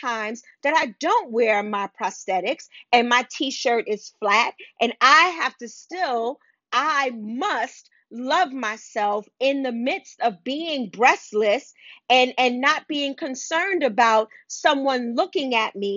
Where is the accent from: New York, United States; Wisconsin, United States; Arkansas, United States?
New York, United States; New York City; I grew up in Wagner Projects.